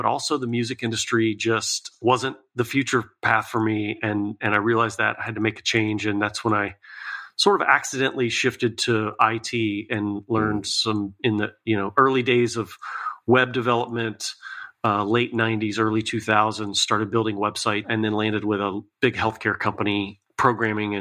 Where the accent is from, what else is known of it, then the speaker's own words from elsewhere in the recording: Lakeland, Florida, United States; moved away as an adult; now in Tennessee, United States; I was born and raised in Lakeland, Florida, and lived there for, you know, most of my childhood, a few years in Northern Florida.